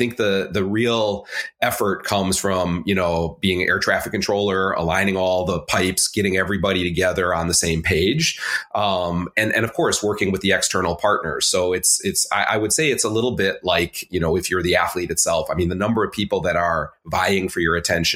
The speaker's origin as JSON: {"language": "English", "town": "Chicago", "region": "Illinois", "country": "United States", "tie": "born or raised there", "also_born_or_lived": "China", "moved": "as an adult", "lives_now": "Melbourne, Australia", "said": "I grew up in Chicago."}